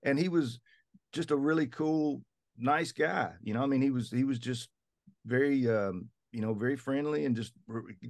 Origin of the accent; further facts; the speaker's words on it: the South, United States; We're both from the South.